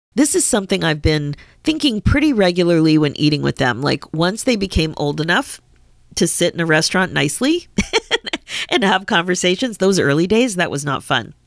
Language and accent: English; Pennsylvania, United States; I grew up in Pennsylvania